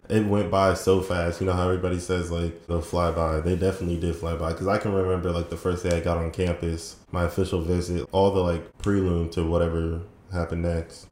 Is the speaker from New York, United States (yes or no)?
no; Fredericksburg, Virginia, United States; moved away as an adult; also born or lived in Woodbridge, Virginia / Dumfries, Virginia; now in Orlando, United States; I was born in Woodbridge, which is kind of close to Springfield, and Dumfries then I moved to Fredericksburg when I was around four or five and lived there ever since